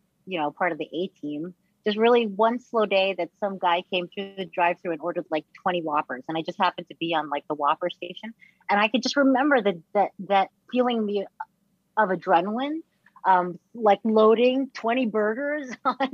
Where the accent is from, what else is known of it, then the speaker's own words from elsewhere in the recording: New York City, New York, United States; We lived in Staten Island. I grew up in New York.